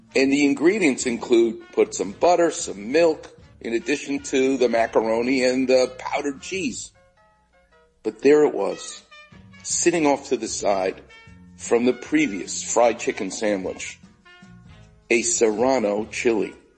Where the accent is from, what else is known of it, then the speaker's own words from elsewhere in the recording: New York, United States; now in Los Angeles, United States; I'm Jewish and I'm from New York